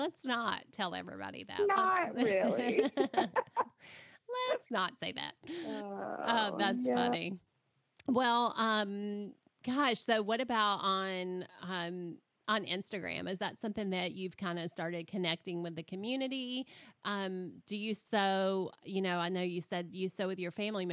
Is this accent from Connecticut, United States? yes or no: no; Florida, United States; I come from Florida, so our heat is so different